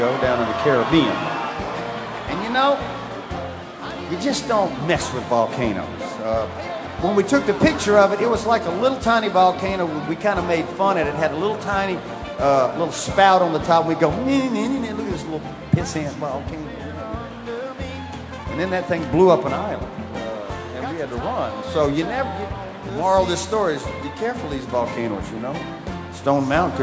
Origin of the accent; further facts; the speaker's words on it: Mobile, Alabama, United States; moved away; also born or lived in Key West; my hometown of Mobile, Alabama